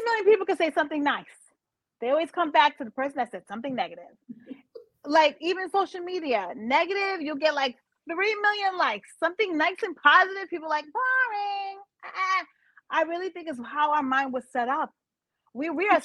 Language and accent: English; New York City, New York, United States; I'm from Brooklyn.